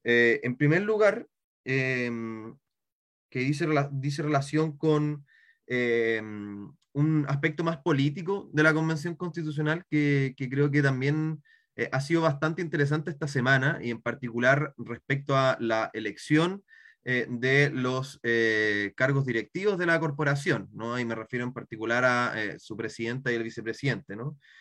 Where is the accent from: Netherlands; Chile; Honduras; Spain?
Chile; Santiago, Santiago Metropolitan Region; soy de Santiago